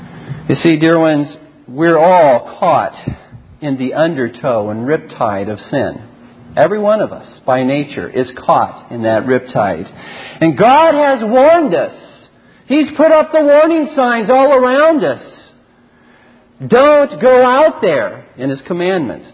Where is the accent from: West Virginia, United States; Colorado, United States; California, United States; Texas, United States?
California, United States; Southern; growing up in Southern California, that's right, I'm not a Canadian